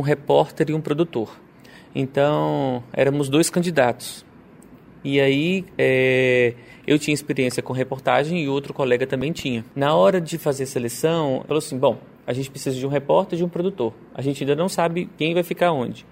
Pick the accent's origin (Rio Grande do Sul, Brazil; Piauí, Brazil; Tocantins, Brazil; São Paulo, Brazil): Tocantins, Brazil; Araguaína; eu sou de Araguaína